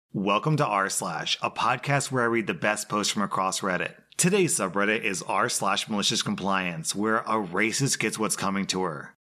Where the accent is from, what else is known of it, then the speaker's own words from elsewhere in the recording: United States; As an American